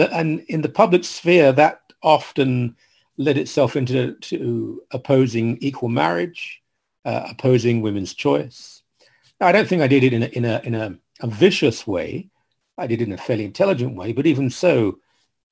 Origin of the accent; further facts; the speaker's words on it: London, United Kingdom; moved away; I was raised in London, England, sort of East London, Essex area where they meet